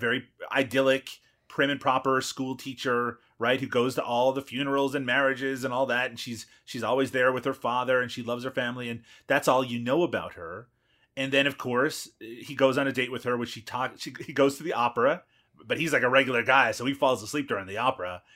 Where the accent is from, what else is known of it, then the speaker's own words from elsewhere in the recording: Newfoundland and Labrador, Canada; I'm from Newfoundland